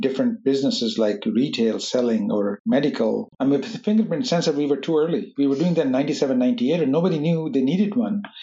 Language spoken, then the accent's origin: English; Pakistan; moved away; I grew up in Pakistan